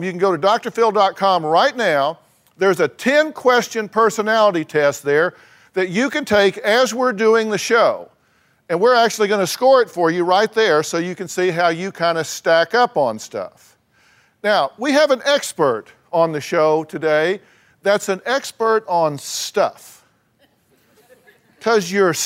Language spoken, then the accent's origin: English; Texas, United States; I'm from Texas